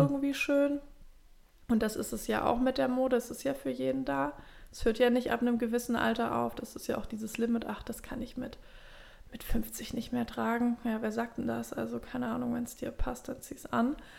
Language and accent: German; Swabia, Baden-Württemberg, Germany; accent: Swabian; now in Hamburg, Germany; ich rede direkt Schwäbisch